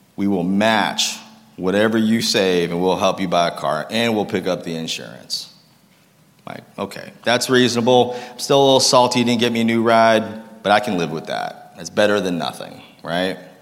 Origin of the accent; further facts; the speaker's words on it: Lowell, Massachusetts, United States; also born or lived in Concord, Massachusetts; I grew up in Lowell, Massachusetts